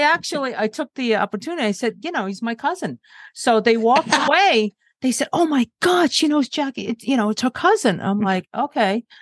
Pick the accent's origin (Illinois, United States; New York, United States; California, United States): New York, United States; I said, oh, New York